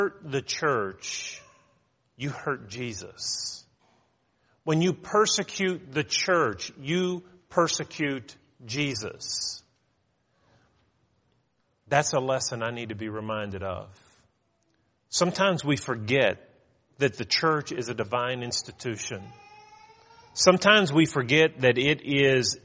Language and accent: English; United States; as an American